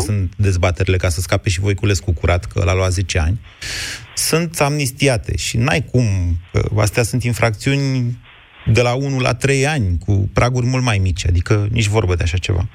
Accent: Romania; Noi suntem români

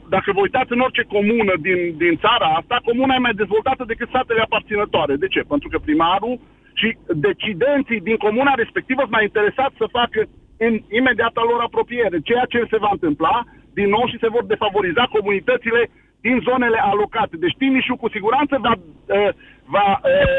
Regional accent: Arad, Arad County, Romania; Sunt român din Arad, român, român cu uh, strămoși în Bucovina

